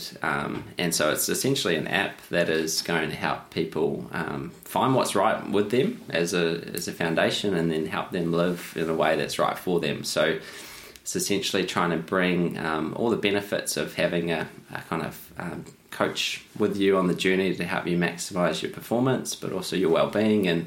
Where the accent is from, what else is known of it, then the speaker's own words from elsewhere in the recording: New Zealand; now in Australia; growing up in New Zealand